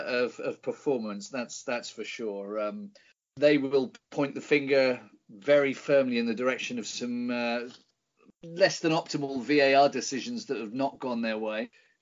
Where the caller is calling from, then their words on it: Cologne, North Rhine-Westphalia, Germany; I'm calling from a very cold Cologne.